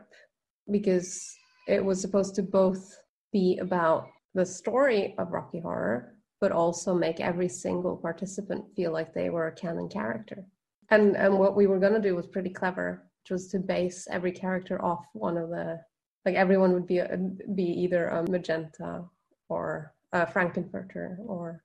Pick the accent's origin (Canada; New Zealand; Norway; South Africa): Norway; accent: Norwegian; English is a second language; I'm Norwegian, as you can probably tell from my accent